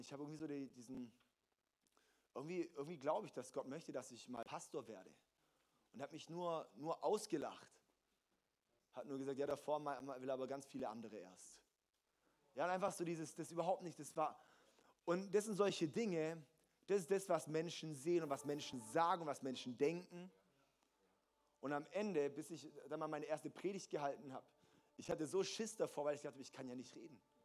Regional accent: Germany; als deutsche Christen, als Deutsche sowieso

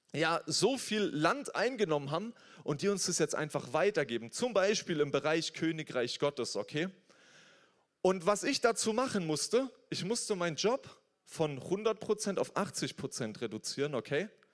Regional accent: Germany; wir sind hier in Deutschland, ich bin als Deutscher aufgewachsen

